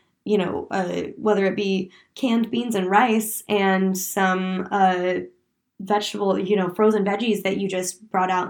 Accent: Oregon, United States; I'm from Oregon, so my dad's an avid hunter

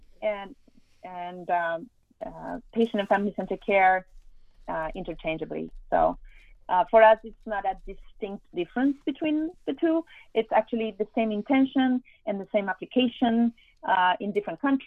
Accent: Argentina; moved away as an adult; now in Miami, United States; I am from Argentina

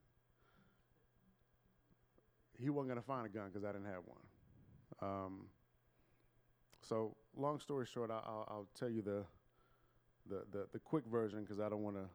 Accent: Bellaire, Texas, United States; I grew up in Bel Air, Texas, a suburb of Houston

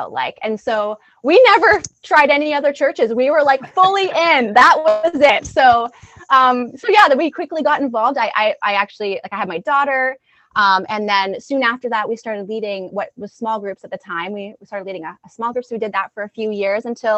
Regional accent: Alberta, Canada; moved away as an adult; I'm originally from Alberta

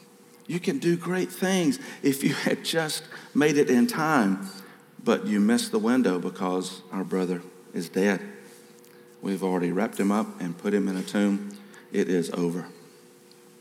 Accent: South Carolina, United States; I was raised in South Carolina

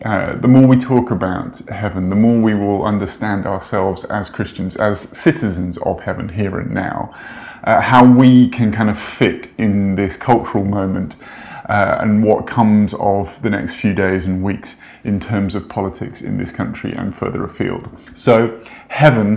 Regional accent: United Kingdom; I'm British

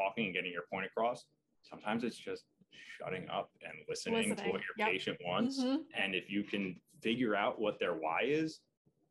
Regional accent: Long Island, New York, United States; I'm originally from Long Island, so it just kind of made sense to work in the city

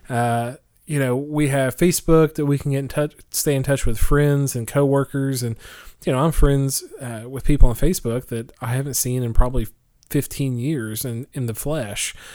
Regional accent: Oklahoma, United States; moved away; which is in my hometown of Oklahoma

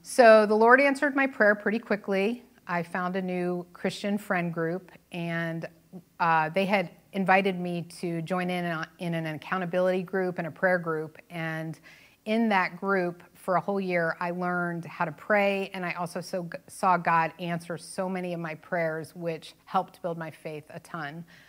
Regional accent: New Jersey, United States; I was born and raised in New Jersey

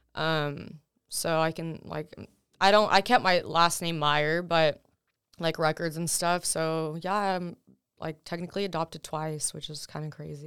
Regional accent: Texas, United States; first language Russian; English is a second language; also born or lived in Russia; I've lived, you know, in Texas ever since then

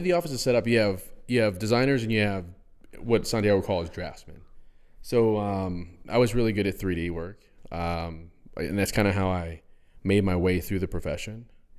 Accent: West Point, New York, United States; West Point, New York.

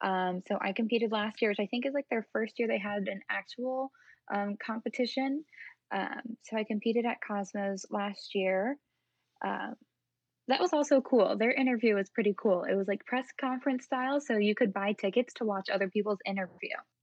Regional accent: Virginia, United States; my whole goal for USA is to represent my home state. And growing up right outside DC, DC and Virginia are the places that are nearest to me.

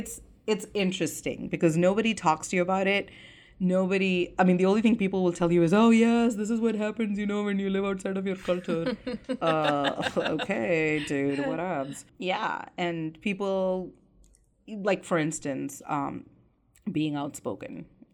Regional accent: India; Yeah, I'm sorry. I'm Indian. We don't really talk about our emotions

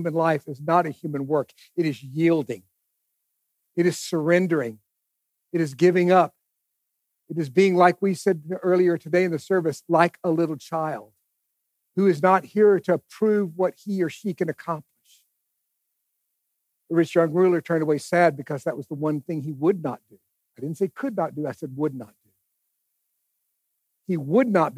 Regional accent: East Texas, United States; I grew up in East Texas

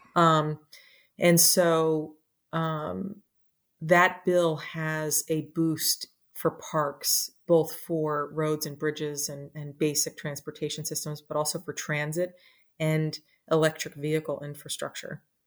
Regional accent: New Jersey, United States; moved away as an adult; also born or lived in Washington, D.C.; I, uh, was a kid in New Jersey who loved the outdoors

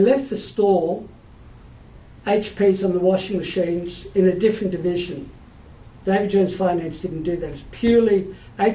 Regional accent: Sydney, New South Wales, Australia; also born or lived in Melbourne; I was born in Melbourne till I was seven. I lived there, and then my father was transferred to Sydney. And I've lived in Sydney, and I love Sydney, and Sydney will always be home

